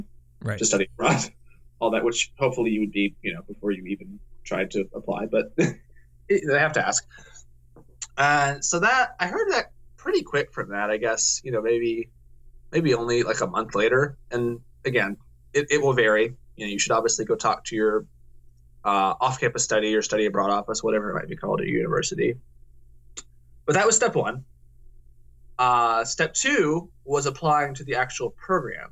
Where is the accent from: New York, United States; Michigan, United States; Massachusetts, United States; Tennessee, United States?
Tennessee, United States; moved away as an adult; also born or lived in Ohio; now in Belfast, United Kingdom; I'm from Tennessee